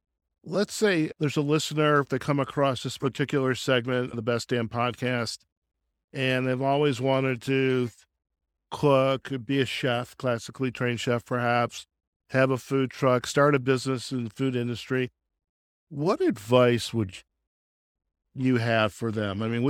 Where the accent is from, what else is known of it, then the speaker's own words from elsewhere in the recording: Chicago, Illinois, United States; I come from Chicago. Everything costs money.